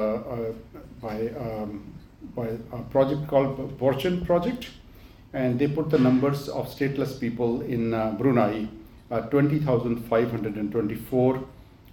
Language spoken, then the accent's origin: English; Pakistan; moved away as an adult; now in United Kingdom; I was born and raised in Pakistan. I came to this country a while ago, and I came to study